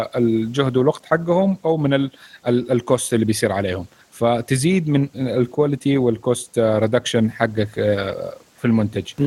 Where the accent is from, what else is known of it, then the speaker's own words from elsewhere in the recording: Saudi Arabia; عندنا في السعوديه